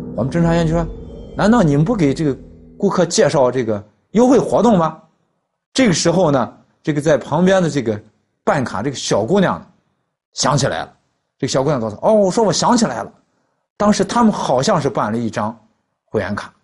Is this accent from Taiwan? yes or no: no; northern China, China; 我们北方人的口音